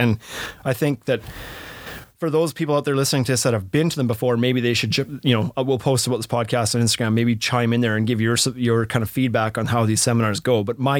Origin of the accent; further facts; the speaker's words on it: British Columbia, Canada; because you're from Rhode Island and I'm from British Columbia